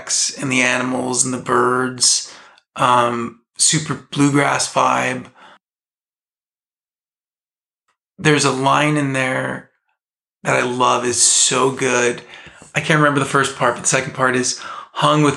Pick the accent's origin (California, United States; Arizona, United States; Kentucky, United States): California, United States; Southern; I grew up in Southern California